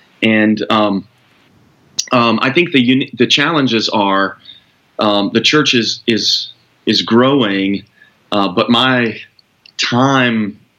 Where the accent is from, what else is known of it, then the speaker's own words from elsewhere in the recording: Arkansas, United States; moved away as an adult; also born or lived in Dallas; I grew up in Arkansas.